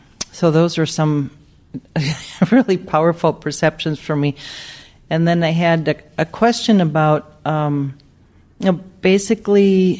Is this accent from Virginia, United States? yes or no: no; Minnesota, United States; I'm from Minnesota